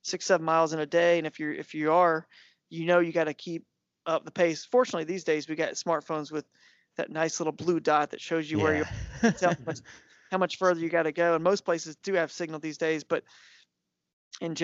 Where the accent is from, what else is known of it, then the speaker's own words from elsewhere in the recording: Atlanta, Georgia, United States; also born or lived in South Carolina / Tennessee / North Carolina; now in Charlotte area, North Carolina, United States; I grew up in Atlanta, but I've lived in South Carolina.